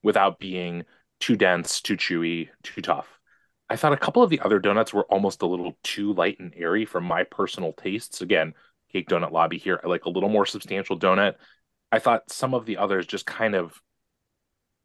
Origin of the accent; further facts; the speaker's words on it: Seattle, Washington, United States; I grew up in the North End